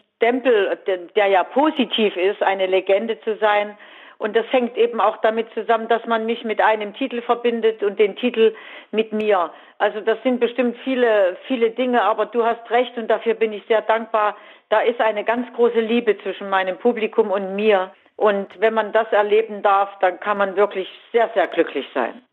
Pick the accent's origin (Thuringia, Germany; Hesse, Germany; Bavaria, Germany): Thuringia, Germany; Weimar; moved away; bin wirklich am 3. Oktober 96 in die Altstadt nach Weimar gezogen